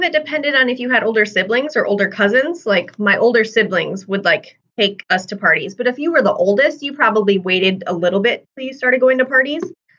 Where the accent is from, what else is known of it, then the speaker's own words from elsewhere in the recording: Hitchcock, South Dakota, United States; also born or lived in Tulare, South Dakota; So, I technically grew up in between two towns, Hitchcock and Tulare. So, I kind of claim both of them as home. But I graduated from Hitchcock High School, but my family lived more in Tulare, and my mom still lives in Tulare. So, I'm kind of a hybrid of both.